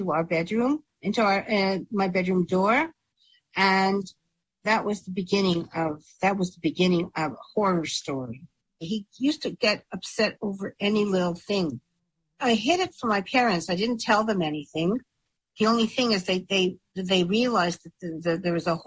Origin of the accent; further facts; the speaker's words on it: Montreal, Quebec, Canada; I was from Montreal